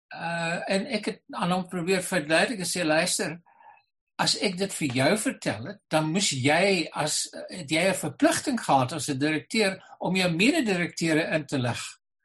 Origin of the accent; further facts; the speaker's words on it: Boland, Western Cape, South Africa; ek het in die Boland groot geword waar ons almal Engels en Afrikaans vlot gepraat het.